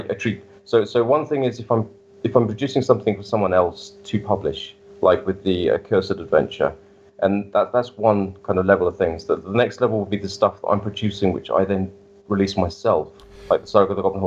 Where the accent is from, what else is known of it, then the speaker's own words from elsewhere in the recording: United Kingdom; now in Germany; obviously I'm British